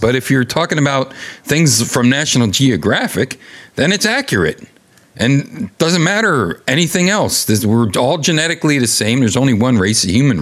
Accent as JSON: {"language": "English", "country": "United States"}